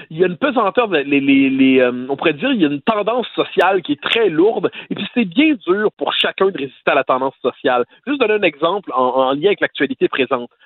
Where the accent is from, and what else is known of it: Quebec, Canada